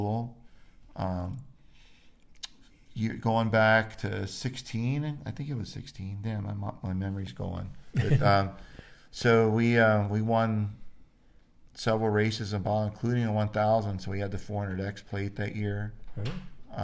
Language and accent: English; Florida, United States; now in Idaho, United States; I grew up in Florida and I've always been homesick